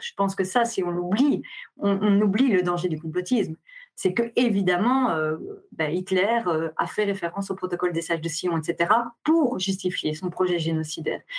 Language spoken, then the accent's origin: French; Belgium; je suis belge